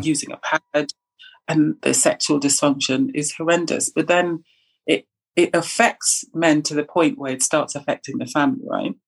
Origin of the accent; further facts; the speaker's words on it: Trinidad & Tobago; now in Kent, United Kingdom; I'm from the Caribbean, from Trinidad